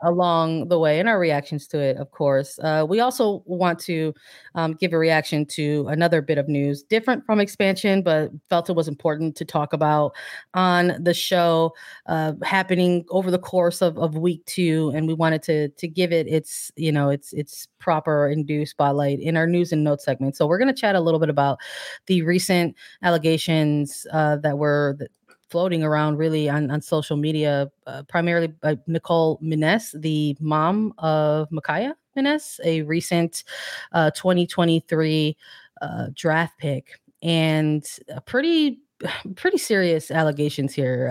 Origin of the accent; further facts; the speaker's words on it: Midwest, United States; a Midwesterner